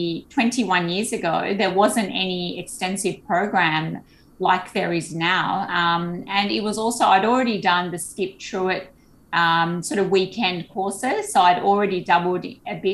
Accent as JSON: {"language": "English", "town": "Sydney", "region": "New South Wales", "country": "Australia", "tie": "born or raised there", "said": "most of us growing up in Sydney"}